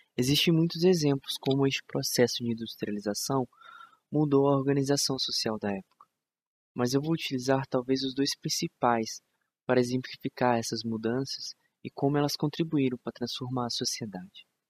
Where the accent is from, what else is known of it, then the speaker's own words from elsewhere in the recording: Brazil; De onde eu sou? Do Brasil.